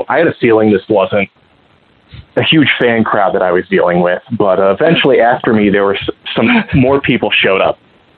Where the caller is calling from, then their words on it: Columbus, Ohio, United States; from Columbus, Ohio, snuggling with a giant pork.